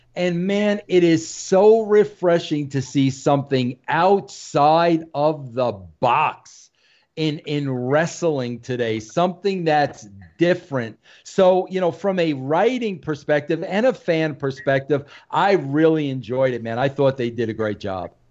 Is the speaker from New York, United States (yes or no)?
yes; New York, United States; I'm a New Yorker.